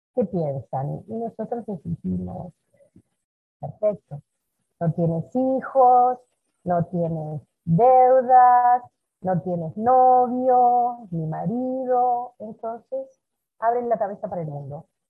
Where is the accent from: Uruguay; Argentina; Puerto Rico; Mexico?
Uruguay; moved away as an adult; now in Brazil; me fui de Uruguay